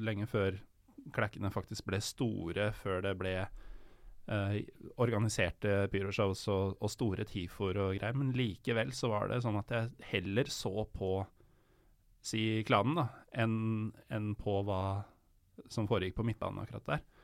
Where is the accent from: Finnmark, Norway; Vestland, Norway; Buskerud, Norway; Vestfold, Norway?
Buskerud, Norway; Drammen; Det er viktig med en sånn tynn L. Sånn er det når jeg er fra Drammen.